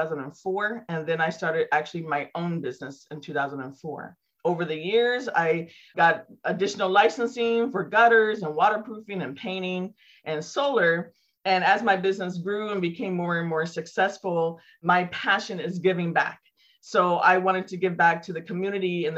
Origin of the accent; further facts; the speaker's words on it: Santa Rosa, California, United States; my hometown here in Santa Rosa